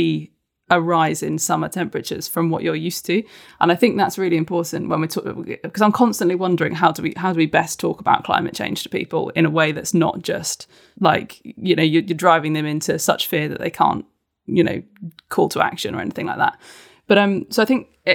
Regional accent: United Kingdom; as a Brit

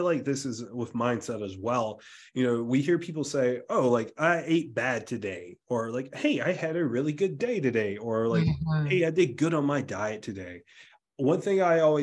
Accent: South Carolina, United States; growing up in the South, like being from South Carolina, like a very rural area of South Carolina

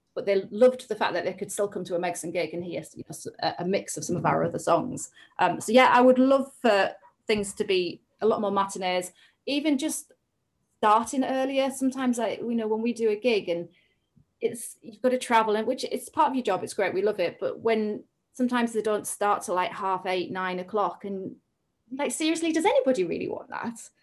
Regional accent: the Northeast, North East England, United Kingdom; moved away as an adult; now in Cambridgeshire, United Kingdom; we're both from the Northeast and we both really identify with a certain area

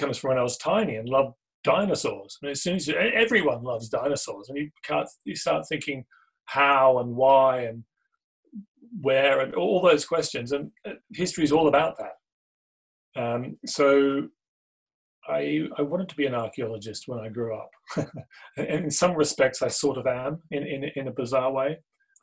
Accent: Australia; Growing up in Australia

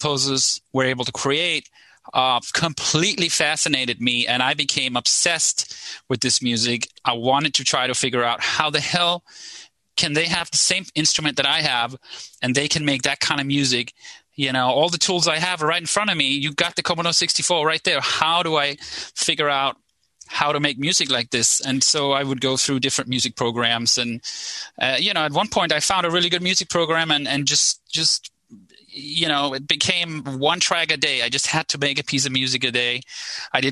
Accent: right outside Copenhagen, Capital Region of Denmark, Denmark; I grew up in right outside Copenhagen in Denmark.

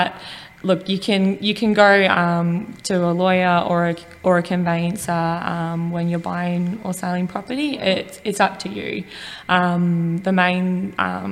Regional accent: Buninyong, Victoria, Australia; also born or lived in Bendigo; I am from Ballarat, born and bred in Buninyong.

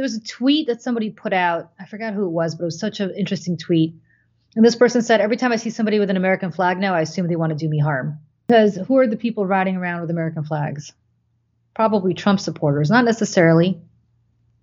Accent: Moscow, Russia; moved away; growing up in Moscow

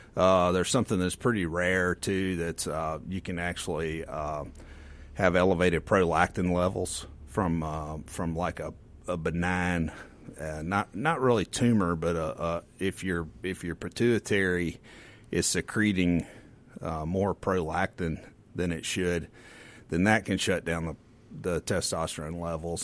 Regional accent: the Mississippi Delta, United States; I grew up in the Delta, so we had tornado parties

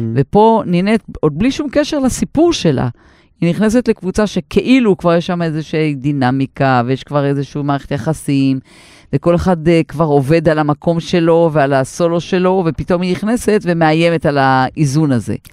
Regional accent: Israel; אני במקור מקיבוץ

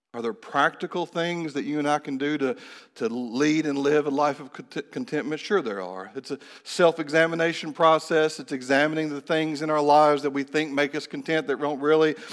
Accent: Kentucky, United States; moved away as an adult; also born or lived in Phoenix / Honduras; I had come back to the state of Kentucky, to my hometown

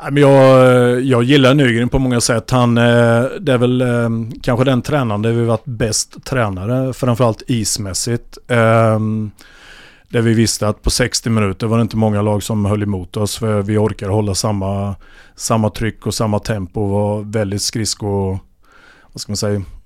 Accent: Vimmerby, Kalmar County, Sweden; moved away as an adult; also born or lived in Ljungby / Norrköping; vi är från Vimmerby

